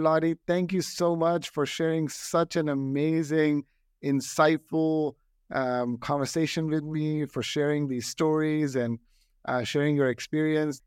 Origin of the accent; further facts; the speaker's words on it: New Delhi, Delhi, India; now in United States; I grew up in New Delhi